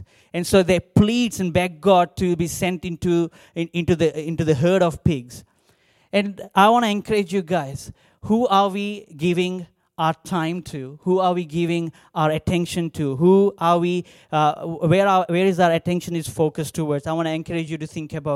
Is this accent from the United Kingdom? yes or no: no; India; English is a second language; moved away as an adult; now in Australia; growing up in India